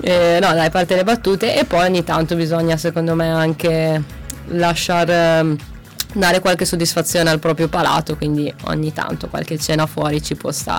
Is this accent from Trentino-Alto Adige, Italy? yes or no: yes; Merano, Trentino-Alto Adige, Italy; now in Macerata, Italy; Arrivo dall'Alto Adige, da Merano